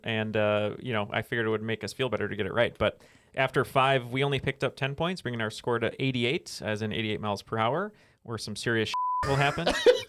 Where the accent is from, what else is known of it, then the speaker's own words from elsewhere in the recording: New Jersey, United States; accent: New Jersey; That's my New Jersey accent.